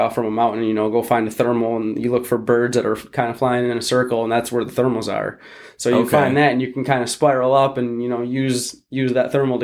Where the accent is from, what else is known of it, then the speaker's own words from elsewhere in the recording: Holland, Michigan, United States; where I live in Holland, or where I grew up in Holland, Lake Town Beach